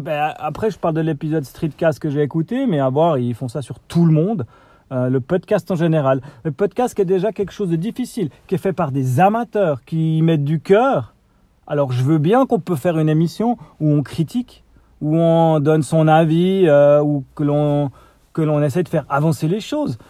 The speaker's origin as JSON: {"language": "French", "country": "Switzerland", "accent": "Swiss", "said": "mon accent suisse."}